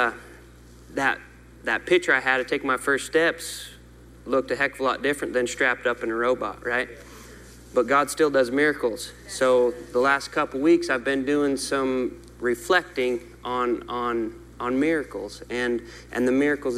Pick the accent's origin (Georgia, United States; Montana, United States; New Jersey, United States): Montana, United States; I'm from Montana